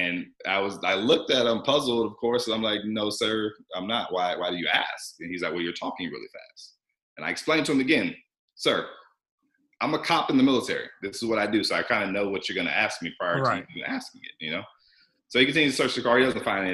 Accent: Georgia, United States; also born or lived in South Carolina; I'm from Georgia

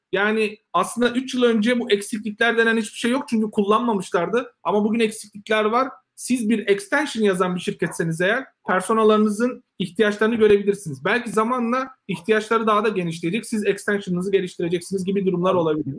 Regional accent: Turkey; biz Türkler olarak

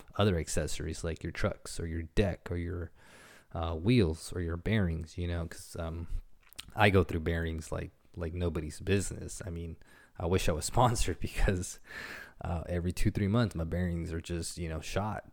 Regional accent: San Jose, California, United States; I grew up skateboarding in San Jose

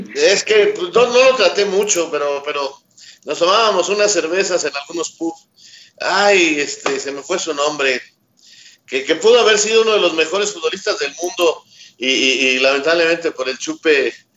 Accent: Mexico; como somos mexicanos

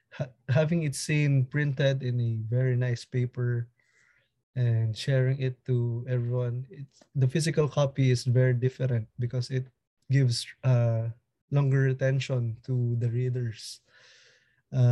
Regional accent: Manila, Metro Manila, Philippines; from Manila, Philippines.

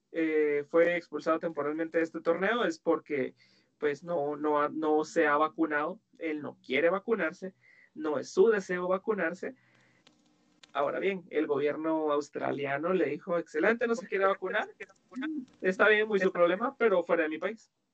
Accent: Guatemala

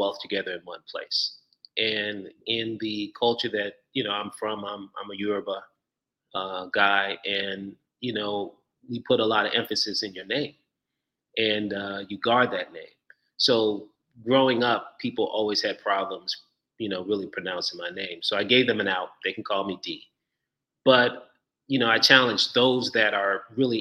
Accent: Chicago, Illinois, United States; moved away as an adult; also born or lived in Nigeria (ancestry); now in Atlanta, United States; I'm Nigerian. First generation here in the United States. I grew up in Chicago, the Midwest.

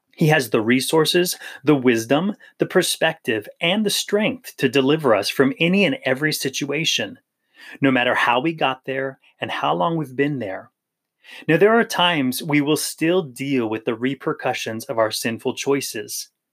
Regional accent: Maui, Hawaii, United States; I grew up in Hawaii in the island of Maui

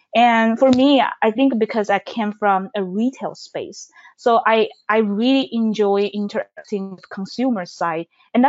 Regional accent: Taiwan; moved away as an adult; now in Seattle, United States; Yeah, so I moved to Seattle from Taiwan in 2015, which was 5 years ago.

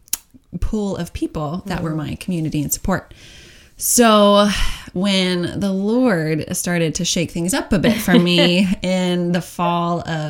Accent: Oklahoma City, Oklahoma, United States; moved away as an adult; born and raised in Oklahoma, one of six kids

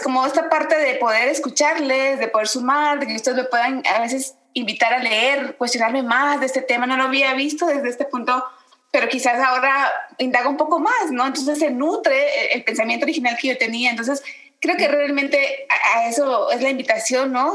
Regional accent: Guatemala; moved away; also born or lived in Veracruz, Mexico; nací en Guatemala, orgullosamente guatemalteca, los guatemaltecos nos dicen chapines, pero bueno, también viviendo por más de 18 años en Veracruz

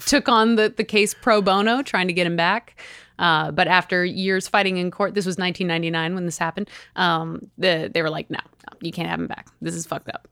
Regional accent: California, United States; we're both from California

